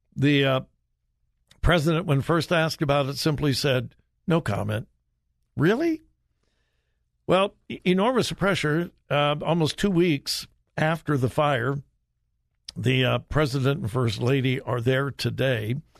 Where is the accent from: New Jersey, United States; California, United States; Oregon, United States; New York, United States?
California, United States; Los Angeles; moved away; I grew up in the L A area